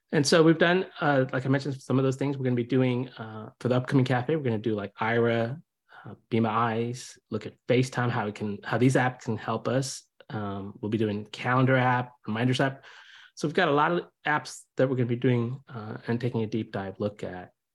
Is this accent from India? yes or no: yes; India; now in United States; I'm originally from India. I came here in '76 while my dad was getting his PhD